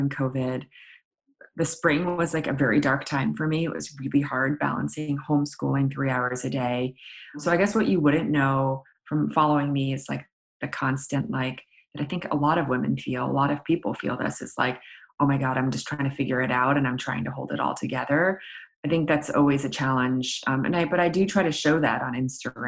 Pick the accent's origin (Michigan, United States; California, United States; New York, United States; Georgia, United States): New York, United States; New York City; I grew up in New York City